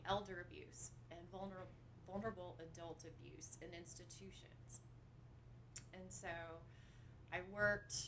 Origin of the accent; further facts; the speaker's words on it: Lexington, Kentucky, United States; I am from Lexington. So I grew up here right where Sanders Brown is.